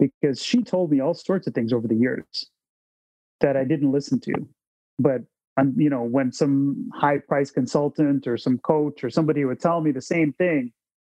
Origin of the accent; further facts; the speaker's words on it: Toronto, Ontario, Canada; I'm a kid from Scarborough